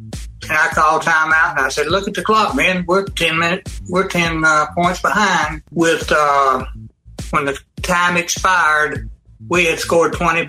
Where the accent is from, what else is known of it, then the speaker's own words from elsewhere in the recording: Albertville, Alabama, United States; moved away; also born or lived in Atlanta, Georgia; I grew up in Albertville, Alabama.